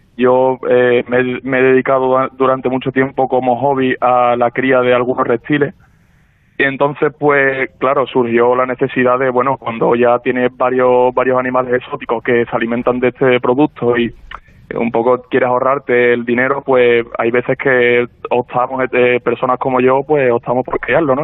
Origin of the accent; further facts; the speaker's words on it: Seville, Andalusia, Spain; nosotros somos varios socios sevillanos